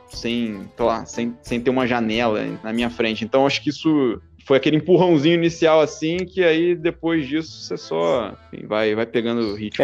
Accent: Rio de Janeiro, Brazil; moved away as an adult; nunca tinha morado em, outro, em outra cidade ou em outro país que não fosse o Rio é, e o Brasil.

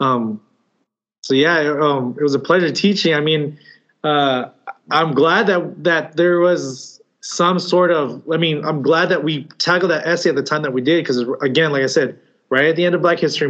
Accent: Chula Vista, California, United States; I was from a school in Chula Vista. So I actually went to Eastlake High School

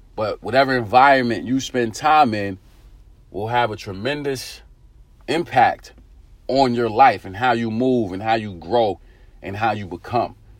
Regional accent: New York City, New York, United States; growing up in Eastern New York, Brooklyn

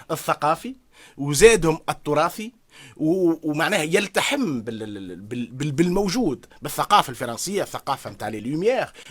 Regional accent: Tunisia; now in Paris, France; انا كيف نجي من تونس

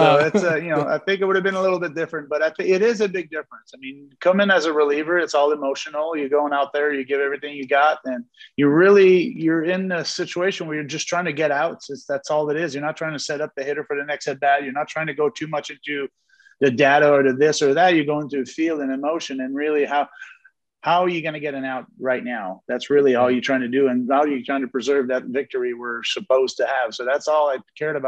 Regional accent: Montreal, Quebec, Canada; I was born in Montreal

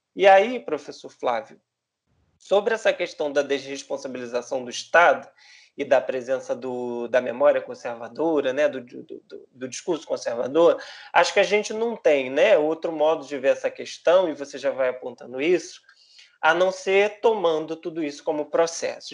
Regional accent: Brazil; a nossa história enquanto brasileiros

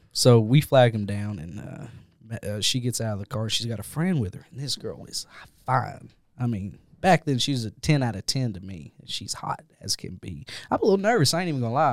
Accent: Jackson, Kentucky, United States; my hometown of Jackson, Kentucky

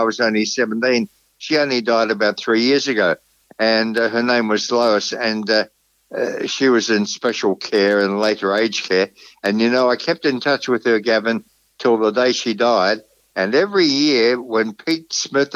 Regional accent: Melbourne, Victoria, Australia; I grew up in Kew in amazing circumstances

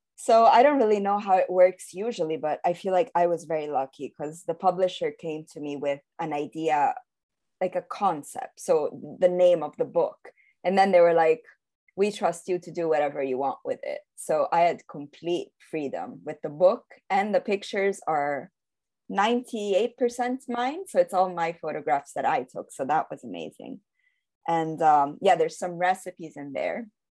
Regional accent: Rome, Lazio, Italy; also born or lived in London; I was born and raised in Rome, Italy

